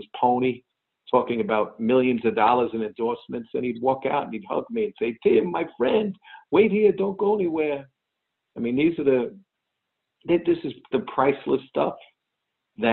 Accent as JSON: {"language": "English", "area": "Long Island", "region": "New York", "country": "United States", "tie": "born or raised there", "said": "where I grew up in Long Island"}